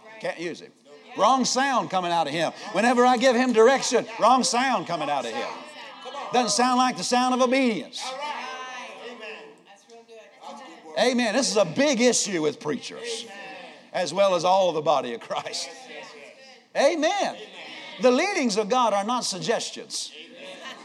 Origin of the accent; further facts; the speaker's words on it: Pennsylvania, United States; also born or lived in Iowa; I grew up in Pennsylvania as a state.